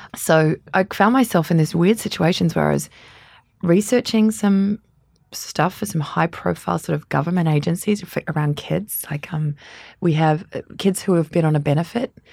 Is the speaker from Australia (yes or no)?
yes; Canberra, Australian Capital Territory, Australia; also born or lived in London; now in New Zealand; I was born in Australia in a tiny place. Well, it's not that small, but on American standards, it is the capital, Canberra